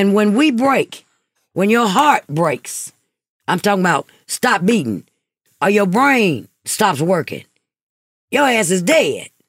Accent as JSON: {"language": "English", "town": "Hattiesburg", "region": "Mississippi", "country": "United States", "tie": "born or raised there", "also_born_or_lived": "Texas", "moved": "yes", "said": "my hometown, Hattiesburg, Mississippi."}